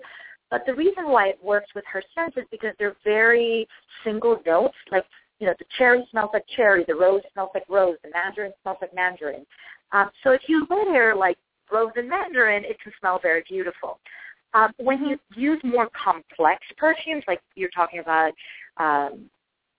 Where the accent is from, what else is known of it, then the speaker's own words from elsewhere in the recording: Costa Rica; moved away; I'm originally from Costa Rica